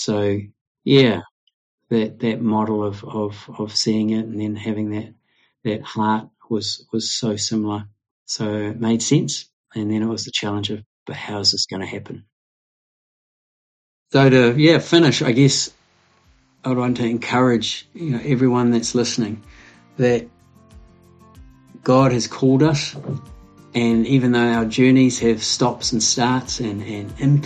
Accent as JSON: {"language": "English", "country": "New Zealand", "tie": "born or raised there", "also_born_or_lived": "Scotland / Japan"}